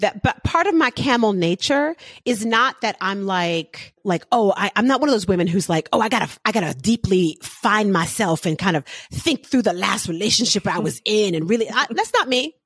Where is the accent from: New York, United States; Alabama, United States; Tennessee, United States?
New York, United States; New York City; I'm from the Bronx.